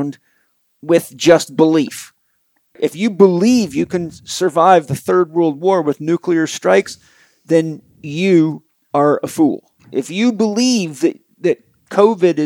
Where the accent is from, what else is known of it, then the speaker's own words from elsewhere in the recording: United States; I'm an American